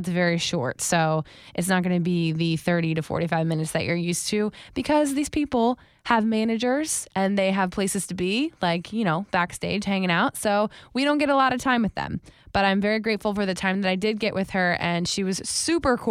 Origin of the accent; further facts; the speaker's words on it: Wellington, Florida, United States; moved away; I lived in Wellington specifically